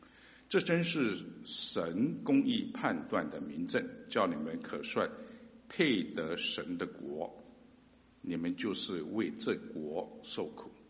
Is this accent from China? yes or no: yes; China; 我们中国人结婚呢，总是讲求门当户对啊